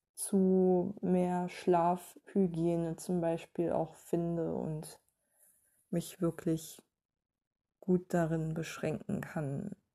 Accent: Berlin, Germany; als Berliner

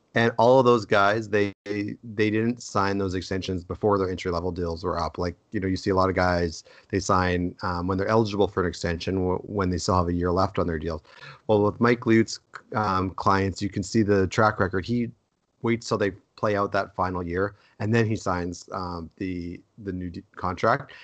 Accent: Edmonton, Alberta, Canada; huge Oiler fan growing up in Edmonton

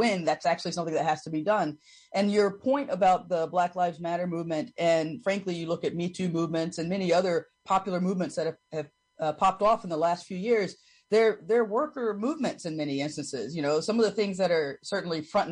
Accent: the South, United States; as a Southerner and as a Black Southerner

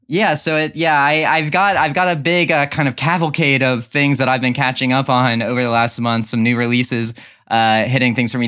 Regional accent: Dover, Delaware, United States

